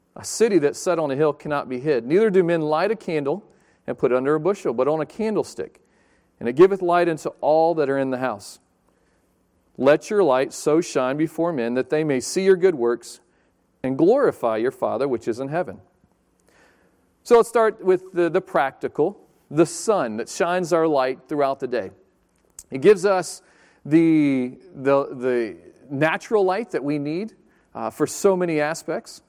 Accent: Chesapeake, Virginia, United States; moved away as an adult; also born or lived in Pensacola, Florida / Fort Pierce, Florida; I grew up in Chesapeake, down in Virginia Beach area.

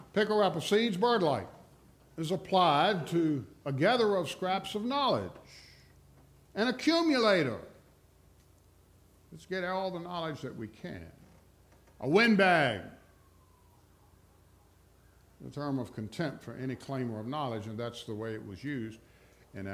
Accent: Rustburg, Virginia, United States; I'm from Rustburg, which is like the chief suburb of Lynchburg

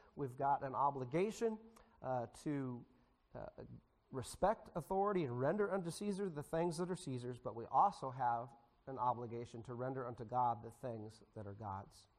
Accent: United States; As American citizens

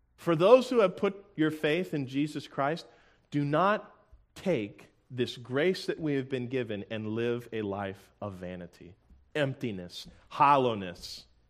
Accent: Tampa, Florida, United States; I'm from Tampa, Florida

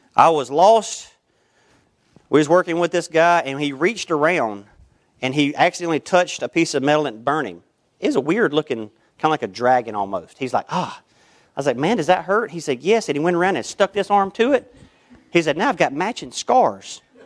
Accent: United States; I'm born an American.

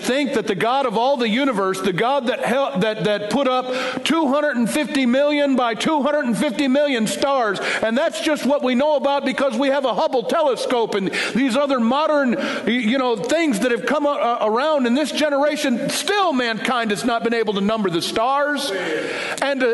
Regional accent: East Detroit, Michigan, United States; I grew up on Dale Street in East Detroit, Michigan

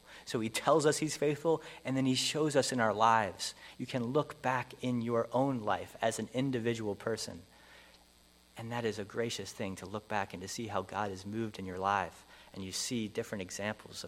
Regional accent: Pennsylvania, United States; moved away; I grew up in Pennsylvania

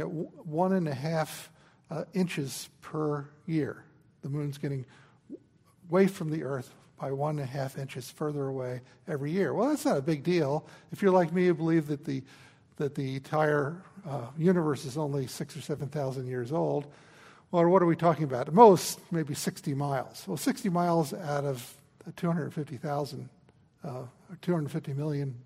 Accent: New Jersey, United States; I grew up in New Jersey.

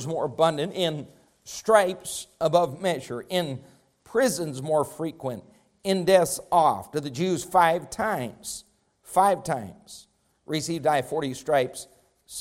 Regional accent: Rifle, Colorado, United States; as a young man growing up in Rifle, Colorado

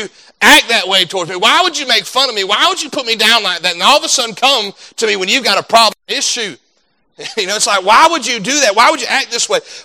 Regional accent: United States; as an American citizen

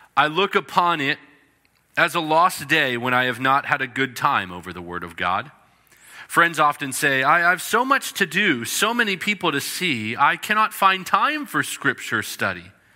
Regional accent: British Columbia, Canada; British Columbia, where I grew up.

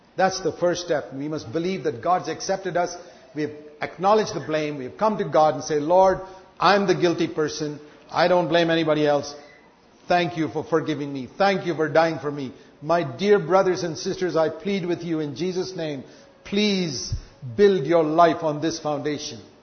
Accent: India; I was born in India

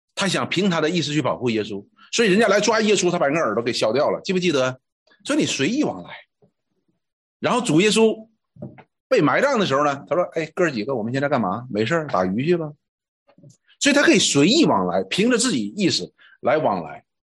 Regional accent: China; 我们中国人讲哈

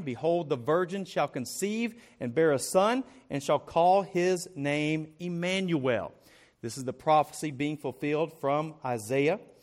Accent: Arkansas, United States; moved away; I'm from Arkansas

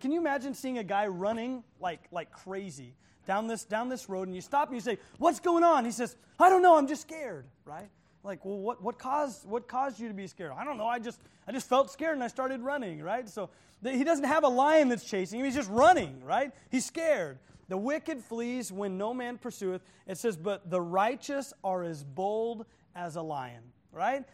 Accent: Oklahoma, United States; I'm from Oklahoma

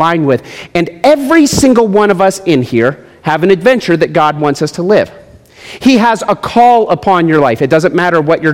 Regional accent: United States; also born or lived in Summerlin, Nevada; We are Americans

